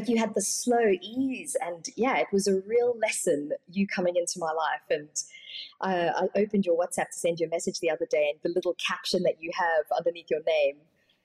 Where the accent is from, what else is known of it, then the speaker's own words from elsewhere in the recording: South Africa; I was born in South Africa